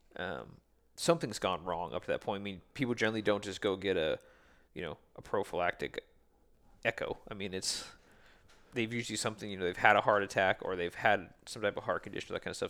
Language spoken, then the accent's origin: English; west of Seattle, Washington, United States; I'm west of Seattle